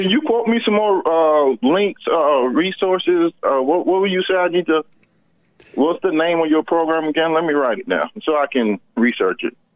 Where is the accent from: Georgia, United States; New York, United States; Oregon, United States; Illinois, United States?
Georgia, United States; rural; I grew up in Georgia, in rural Georgia